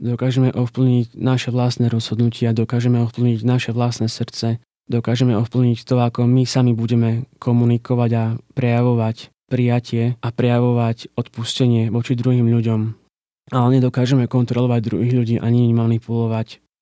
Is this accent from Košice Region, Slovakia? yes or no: yes; Košice, Košice Region, Slovakia; also born or lived in Žilina; now in Bratislava, Slovakia; Pochádzam z Košic a momentálne žijem v Bratislave a pracujem ako grafik